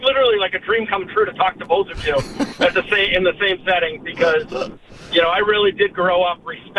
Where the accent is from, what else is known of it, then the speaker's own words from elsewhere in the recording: Malden, Massachusetts, United States; also born or lived in Ossipee, New Hampshire; now in New Hampshire, United States; being in New Hampshire, I mean, I'm from Malden originally